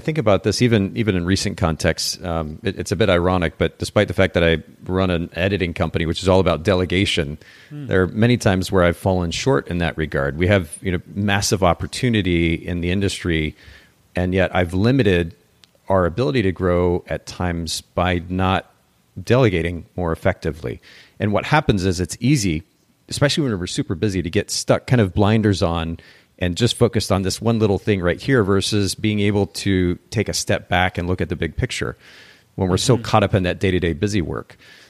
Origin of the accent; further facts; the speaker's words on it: Japan; now in United States; I don't think this is much a thing here in the States, but I grew up in Japan